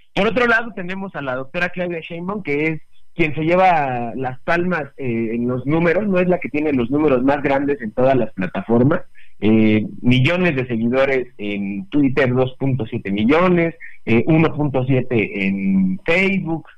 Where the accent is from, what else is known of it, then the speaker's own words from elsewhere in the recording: Mexico; como buenos mexicanos y que nos encantan los simbolismos